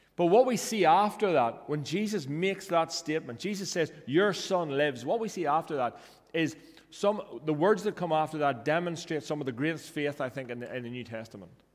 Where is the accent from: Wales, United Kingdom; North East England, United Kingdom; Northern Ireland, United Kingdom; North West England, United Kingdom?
Northern Ireland, United Kingdom; I grew up in North Ireland